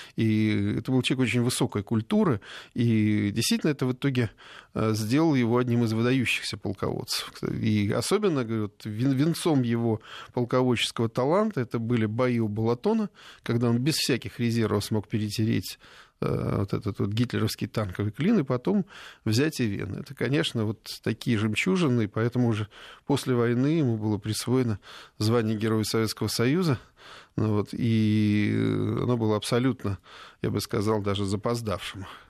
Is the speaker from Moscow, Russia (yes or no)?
no; Smolensk Oblast, Russia; Я родом со Смоленщины